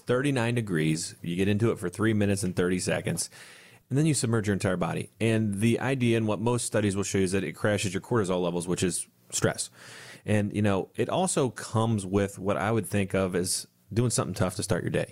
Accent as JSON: {"language": "English", "town": "Bellefontaine", "region": "Ohio", "country": "United States", "tie": "born or raised there", "said": "my hometown, uh, just outside Bell Fountain"}